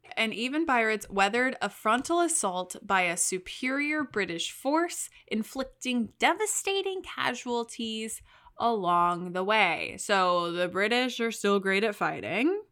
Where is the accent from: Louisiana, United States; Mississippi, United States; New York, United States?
Louisiana, United States; I was born in Louisiana, so I say New Orleans